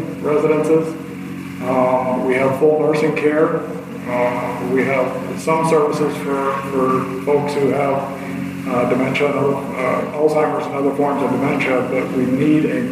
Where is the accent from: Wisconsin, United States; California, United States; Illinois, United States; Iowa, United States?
Iowa, United States; Kalona; I was born and raised in Kelowna. I grew up down the street from where I work